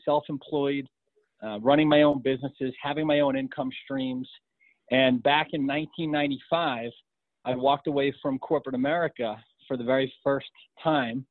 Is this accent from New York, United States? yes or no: yes; New York, United States; now in Colorado, United States; I was born and raised in New York